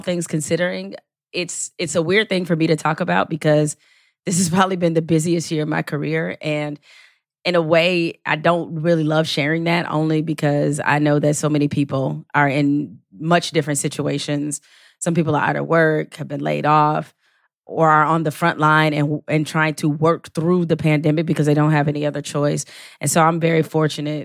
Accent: Detroit, Michigan, United States; I am from Detroit. Or as I like to tell people, I'm from the real hood, not the rap hood.

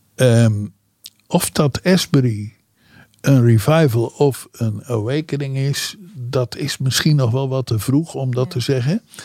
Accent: Netherlands

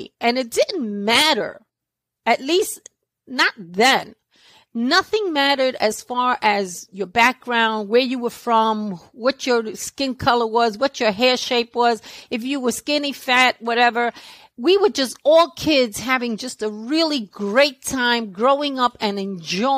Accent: New York City, New York, United States; accent: New York; I was born and raised in Brooklyn, New York. I've been here all of my life. I'm still in Brooklyn.

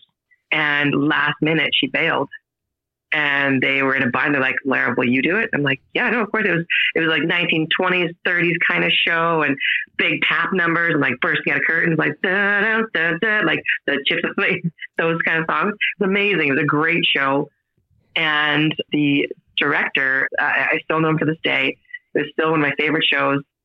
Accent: Estevan, Saskatchewan, Canada; moved away as an adult; now in Calgary, Canada; I'm from Estevan, Saskatchewan originally.

